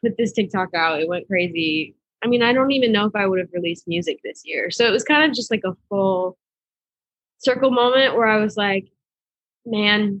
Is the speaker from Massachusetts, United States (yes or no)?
yes; Boston, Massachusetts, United States; moved away as an adult; now in Nashville, United States; I'm from Boston, Massachusetts. So I grew up in a little suburb outside of the city, about like 20 minutes